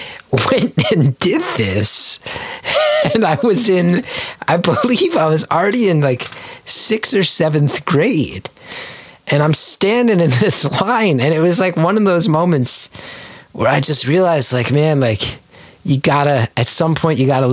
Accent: West Orange, New Jersey, United States; Big part of growing up in West Orange was Caldor.

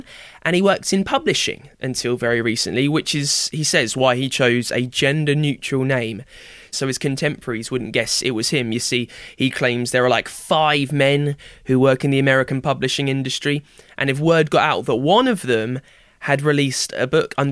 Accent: United Kingdom; the Britishness in me

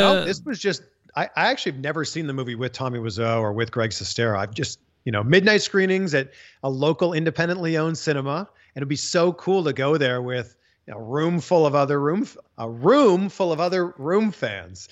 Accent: Pickering, Ontario, Canada; moved away as an adult; now in United States; Canadian, born and raised just outside of Toronto. I'm from Pickering, Ontario.

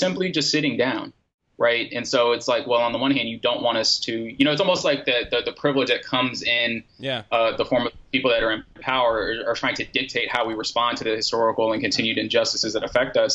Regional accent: United States; as an American

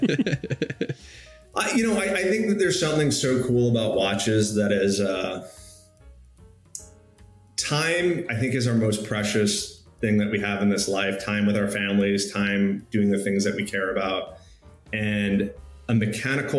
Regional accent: Newtown, Connecticut, United States; moved away; also born or lived in Colorado; I went to a middle school in Connecticut that was called Chalk Hill

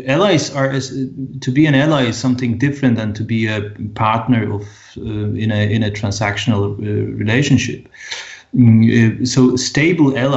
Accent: Poland

